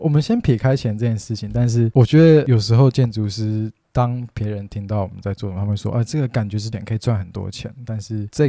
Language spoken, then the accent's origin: Chinese; Taiwan; born there; 我们常常听到叙利亚内战或是什么，就是有有发生一些战，我们才知道说我们生在台湾是一件幸福的事情。